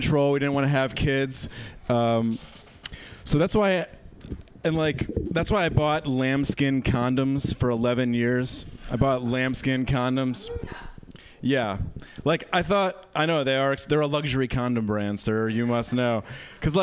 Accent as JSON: {"language": "English", "region": "Michigan", "country": "United States", "said": "I'm from Michigan"}